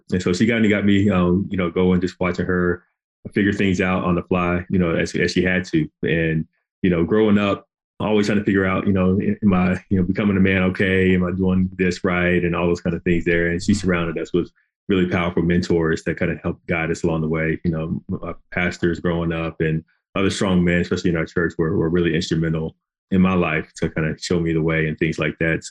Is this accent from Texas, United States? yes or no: no; Greensboro, North Carolina, United States; I'm from Greensboro, North Carolina, originally, and grew up there